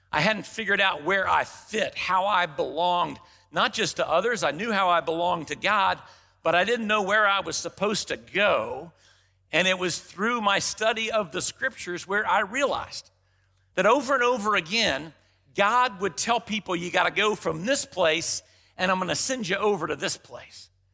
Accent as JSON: {"language": "English", "town": "Dallas", "region": "Texas", "country": "United States", "tie": "born or raised there", "said": "growing up in Dallas, Texas, late sixties, early seventies"}